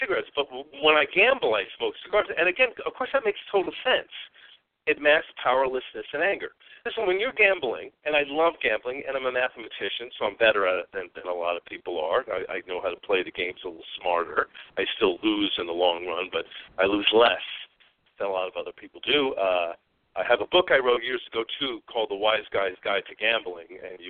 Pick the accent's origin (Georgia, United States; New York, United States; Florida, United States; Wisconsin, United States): New York, United States; moved away; also born or lived in Arizona; I'm originally from New York